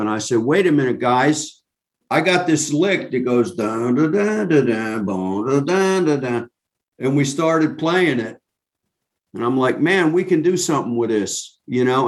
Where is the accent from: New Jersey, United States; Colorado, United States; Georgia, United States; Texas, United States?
New Jersey, United States; I'm from New Jersey, I'm not from Great Britain